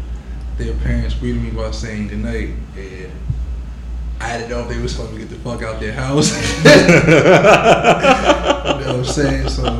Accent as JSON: {"language": "English", "region": "New York", "country": "United States", "said": "I'm from New York."}